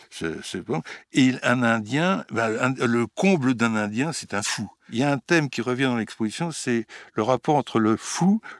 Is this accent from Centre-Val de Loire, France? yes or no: no; Bourgogne-Franche-Comté, France; autant mon enfance en Bourgogne avec un oncle un oncle alcoolique, un oncle génial, un oncle qui faisait de l'art brut